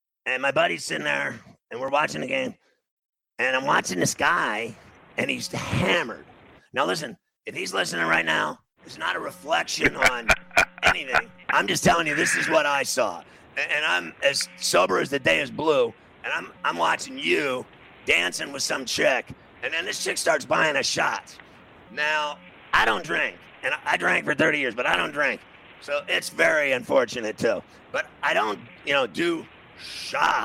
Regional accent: New York City, New York, United States; I'm from New York City

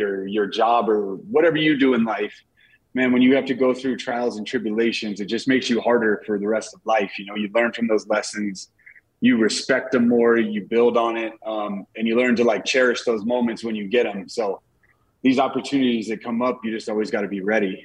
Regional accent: Denver, Colorado, United States; it's my hometown

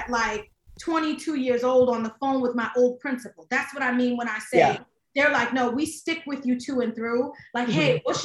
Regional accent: New York City, New York, United States; I am born and raised in the Bronx, New York. Shout out to High Bridge right by Yankee Stadium.

